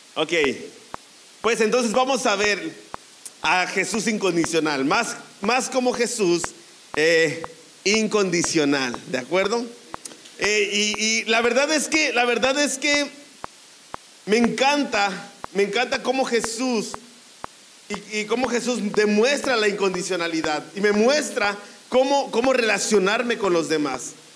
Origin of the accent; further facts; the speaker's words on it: Mexico; nosotros como mexicanos